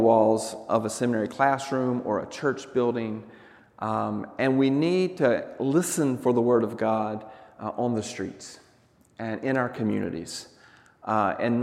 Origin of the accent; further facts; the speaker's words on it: the South, Southern United States, United States; moved away; also born or lived in Douglas, Arizona; as a Southerner